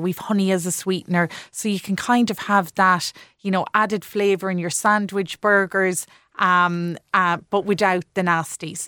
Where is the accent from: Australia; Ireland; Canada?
Ireland; North Tipperary, Munster; also born or lived in Japan; I'm from North Tipperary, grew up on a farm